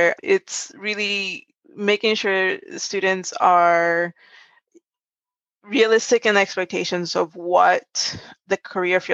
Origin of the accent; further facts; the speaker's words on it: Puerto Rico; now in United States; I'm originally from Puerto Rico. So in the US, I'm an ethnic minority as well.